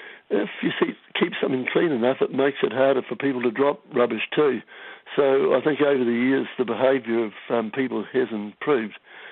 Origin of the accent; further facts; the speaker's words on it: Tauranga, Bay of Plenty, New Zealand; I grew up in Tauranga, so meant a lot to me. You know, I've grown up on fishing and surfing